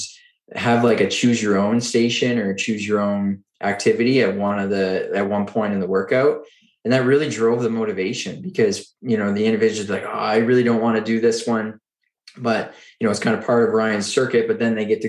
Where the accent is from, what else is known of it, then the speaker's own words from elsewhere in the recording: Oxford, Nova Scotia, Canada; now in Ottawa, Canada; I grew up in Eastern Canada in a small town called Oxford, Nova Scotia